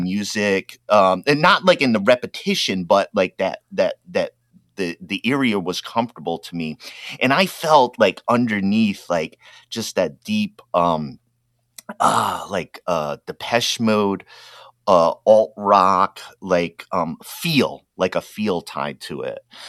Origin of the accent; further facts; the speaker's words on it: Rhode Island, United States; moved away; I grew up in Rhode Island, which means you grow up Roman Catholic.